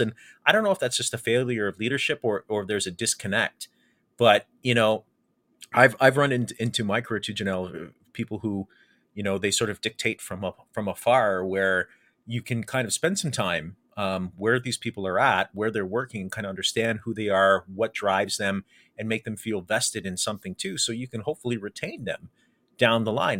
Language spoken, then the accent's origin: English; Windsor, Ontario, Canada; growing up in South Walkerville, uh, and, and in the Walker Home Sites area